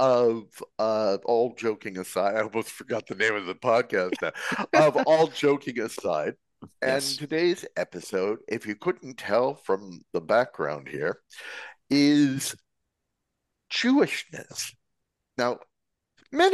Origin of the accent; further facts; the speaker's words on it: California, United States; I was born in California